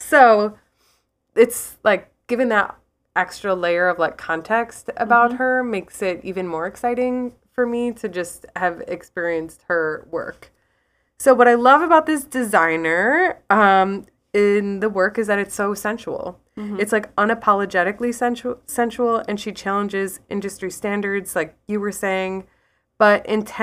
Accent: Ireland; So I am Irish. I'm an Irish artist and writer, and I have this built-in bias of intrigue around the kind of work by women in Ireland.

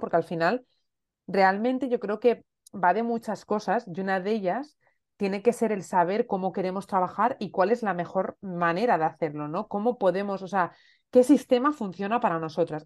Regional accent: Asturias, Spain; moved away as an adult; also born or lived in Elche; yo soy asturiana, pero estaba viviendo en Elche, llevaba viviendo en Elche seis años

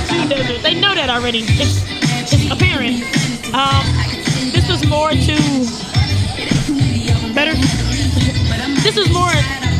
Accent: Arlington, Texas, United States; I'm originally from Arlington, so I'm from the other way on 20

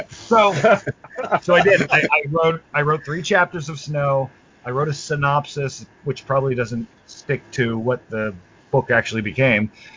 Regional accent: New York City, New York, United States; we grew up in New York uh, in Brooklyn, New York

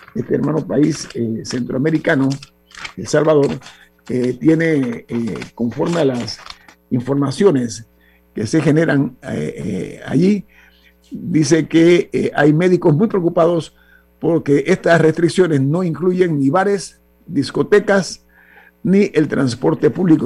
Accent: Panama; como ciudadano panameño

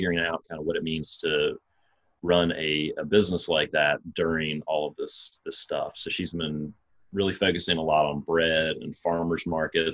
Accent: Savannah, Georgia, United States; now in Wilmington, United States; I grew up in Savannah, Georgia, and kind of grew up cooking

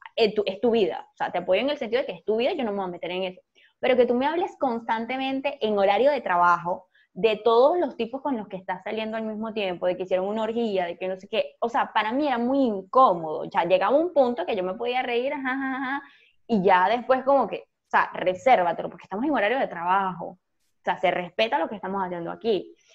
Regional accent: Venezuela; moved away; La gente cuando descubría mi, acento, entonces me preguntaba de dónde eres, y cuando le decía Venezuela

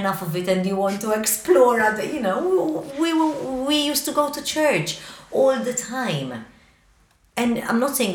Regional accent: Malta; I love being Maltese Mediterranean

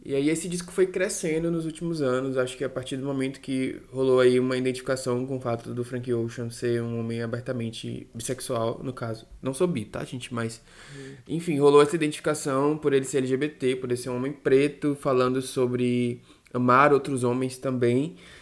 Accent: Salvador, Bahia, Brazil; daqui da minha terrinha, do meu país, Salvador

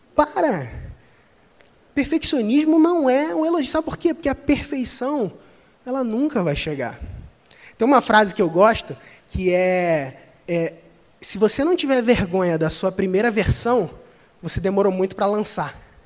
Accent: Cabo Frio, Rio de Janeiro, Brazil; eu sou de Cabo Frio, interior do Rio de Janeiro. Não tenho sotaque

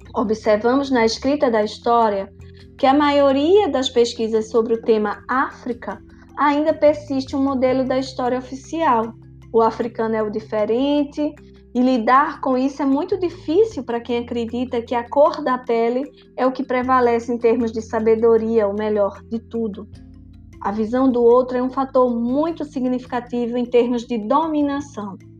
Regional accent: Brazil; Como brasileiros

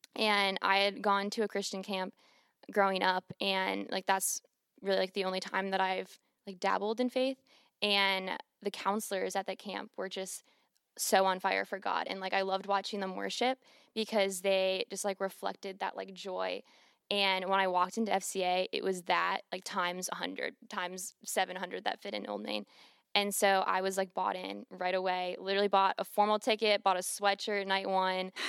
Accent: Cleveland, Ohio, United States; moved away as an adult; now in Clemson, United States; I'm from Cleveland, Ohio, and, um, like, growing up and, like, where I'm from, like, faith wasn't really

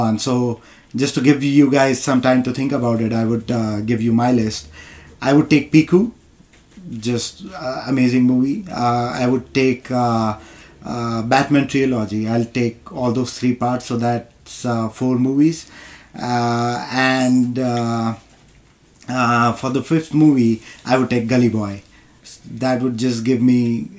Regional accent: India; moved away as an adult; also born or lived in New York; now in United States; I want to go back to India

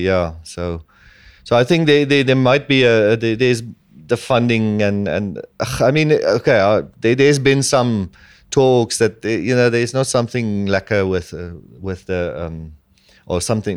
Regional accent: Namibia

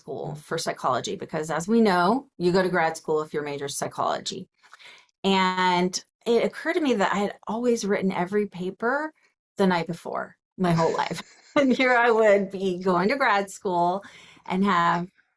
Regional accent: Atlanta, Georgia, United States; I grew up in suburban Atlanta

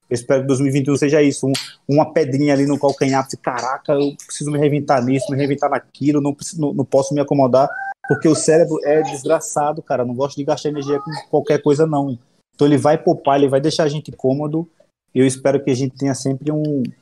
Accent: Alagoas, Brazil; now in São Paulo, Brazil; em Alagoas, na minha terra

